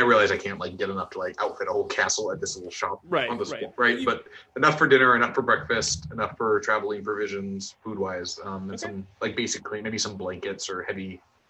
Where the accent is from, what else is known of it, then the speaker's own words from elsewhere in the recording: North Dakota, United States; I grew up in North Dakota